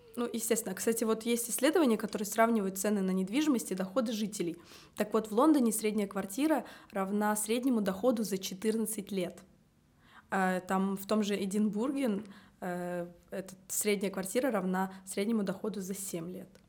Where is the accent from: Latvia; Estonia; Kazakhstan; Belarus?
Estonia; Tallinn, Harju County; я родилась в Таллине